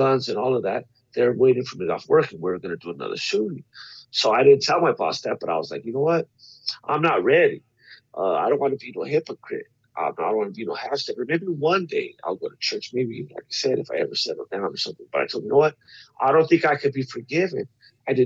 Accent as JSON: {"language": "English", "town": "La Puente", "region": "California", "country": "United States", "tie": "born or raised there", "said": "I grew up in La Puente, California."}